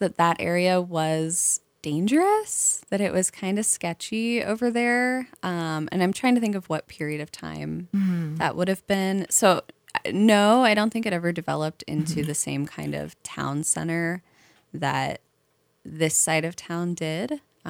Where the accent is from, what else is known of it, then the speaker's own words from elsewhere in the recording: Cincinnati, Ohio, United States; So I'm from Cincinnati.